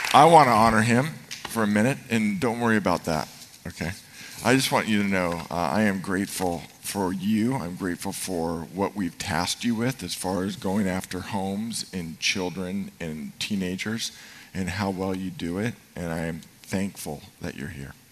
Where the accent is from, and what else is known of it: Marin, California, United States; born or raised there